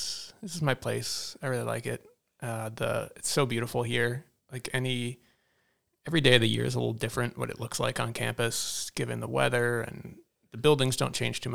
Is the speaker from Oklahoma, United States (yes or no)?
no; Hamilton, Massachusetts, United States; moved away as an adult; now in Salem, United States; I grew up in Hamilton, so not far from Salem